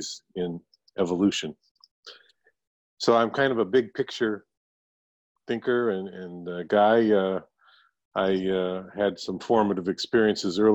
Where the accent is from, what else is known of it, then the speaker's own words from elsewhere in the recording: Niagara Falls, New York, United States; moved away as an adult; now in Langley, Washington, United States; I was born and raised in Niagara Falls, New York, Italian-American family